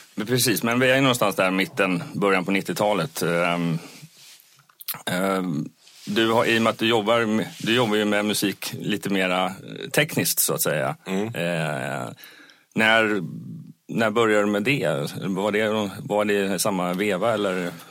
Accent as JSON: {"language": "Swedish", "region": "Småland", "country": "Sweden", "moved": "yes", "said": "jag kommer ju själv ner från Småland"}